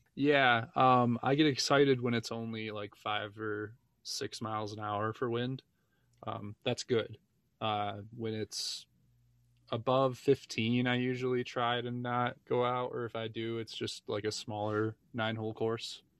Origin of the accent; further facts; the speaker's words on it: Michigan, United States; now in Parker, United States; I'm from Michigan as well. but I just moved into, uh, Parker, which is a sub part of Denver